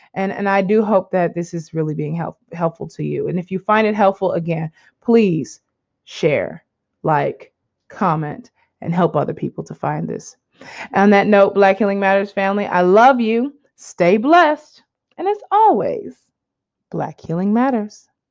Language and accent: English; United States; moved away as an adult; as an American now living outside of America for such a long time